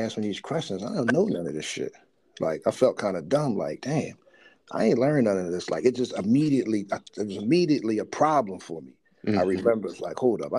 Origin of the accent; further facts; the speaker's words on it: Philadelphia, Pennsylvania, United States; we grew up right around the John Coltrane house